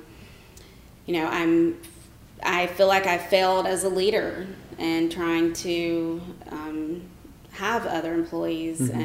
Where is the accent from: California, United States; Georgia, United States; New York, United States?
Georgia, United States; Rome; moved away as an adult; also born or lived in Marietta, Georgia; now in Atlanta, United States; I grew up in Rome, Georgia